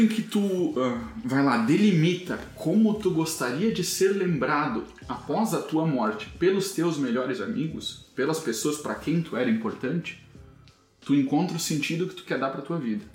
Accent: Santa Rosa, Rio Grande do Sul, Brazil; moved away; also born or lived in Santo Cristo; Eu cresci, passei a maior parte da minha vida em Santa Rosa, um é, município ao lado ali

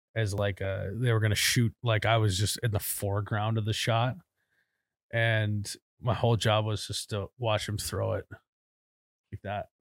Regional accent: Midwest, United States

